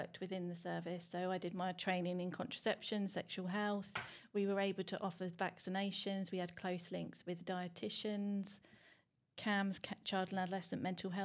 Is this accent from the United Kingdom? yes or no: yes; Norfolk, East of England, United Kingdom; moved away as an adult; also born or lived in London; we decided to relocate from London back to Norfolk, because I'm from Norfolk and grew up here.